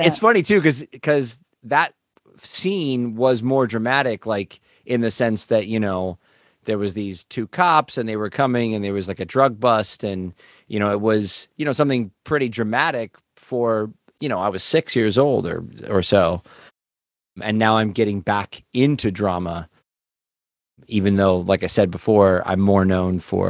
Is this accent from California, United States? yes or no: yes; Los Angeles, California, United States; also born or lived in Las Vegas; Well, I've grown up in the Valley in Los Angeles since the 80s. I was born in Vegas. My mom grew up in San Jose, so we lived up in Northern California in Santa Cruz for a minute, but came down here.